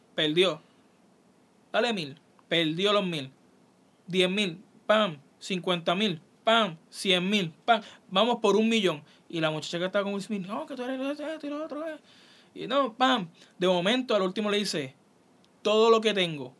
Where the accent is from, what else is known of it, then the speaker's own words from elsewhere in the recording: San Lorenzo, Puerto Rico; yo soy de San Lorenzo, Puerto Rico. San Lorenzo es un, un pueblo de Puerto Rico